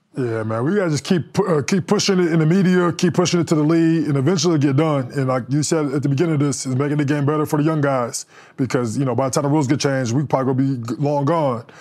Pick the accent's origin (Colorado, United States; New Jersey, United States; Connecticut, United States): Colorado, United States; Denver; I grew up in Denver